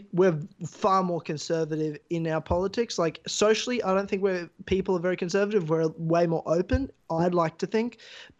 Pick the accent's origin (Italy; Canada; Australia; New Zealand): Australia; I'm from Australia.